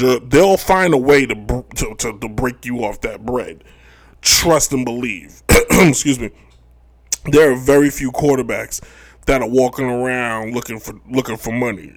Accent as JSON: {"language": "English", "country": "United States", "said": "as an American"}